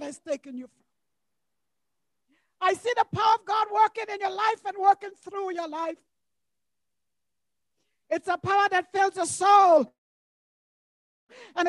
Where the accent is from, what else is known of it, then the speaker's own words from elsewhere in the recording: U.S. Virgin Islands; When I was growing up in St. Thomas, number 20 Gamble Garda, that's the address of the church building